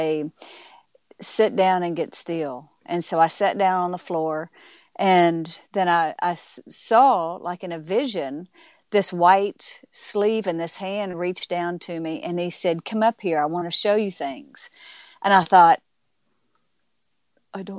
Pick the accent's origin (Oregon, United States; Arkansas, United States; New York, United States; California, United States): Arkansas, United States; I was raised in Arkansas